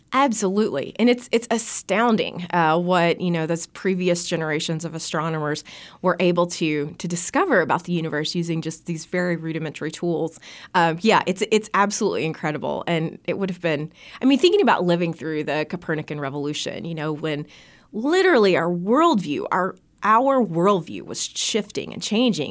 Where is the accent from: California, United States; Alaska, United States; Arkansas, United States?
Arkansas, United States; Bee Branch; born or raised there; moved away as an adult; also born or lived in Arizona